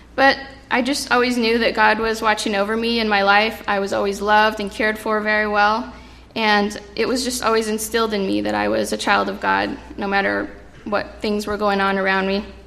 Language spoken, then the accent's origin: English; Central California, United States; also born or lived in Mountain View, California; I grew up in Central California about 40 plus years ago. I was born in San Jose, California, in a place called Mountain View